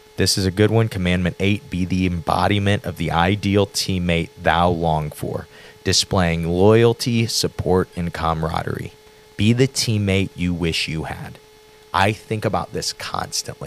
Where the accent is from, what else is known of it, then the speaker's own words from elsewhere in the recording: Granite City, Illinois, United States; We're from Granite City